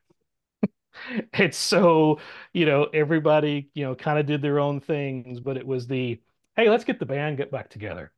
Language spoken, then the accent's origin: English; the South, United States; being a Southerner